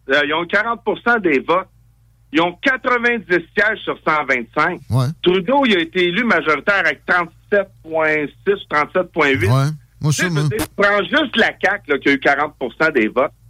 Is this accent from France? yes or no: no; Farnham, Quebec, Canada; je suis un gars, je viens de Farnham